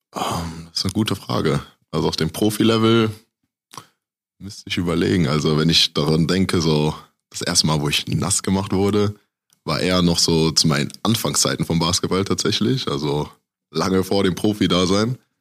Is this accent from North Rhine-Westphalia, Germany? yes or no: yes; Aachen, North Rhine-Westphalia, Germany; moved away as an adult; also born or lived in Düsseldorf / Cologne; now in Iserlohn, Germany; ich komme halt aus Aachen ursprünglich